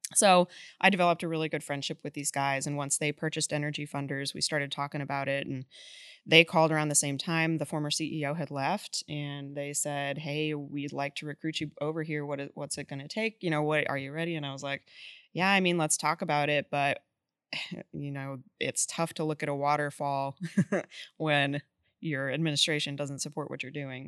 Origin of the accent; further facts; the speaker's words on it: Boulder, Colorado, United States; moved away as an adult; now in Texas, United States; I'm actually from Boulder, Colorado